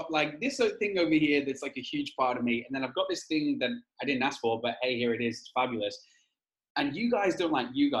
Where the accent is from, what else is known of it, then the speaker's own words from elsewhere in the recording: Wales, United Kingdom; moved away as an adult; now in Australia; I was born in Wales and I've moved to Australia 7 years ago. So if my accent is confusing, bear with me. I grew up in a tiny little village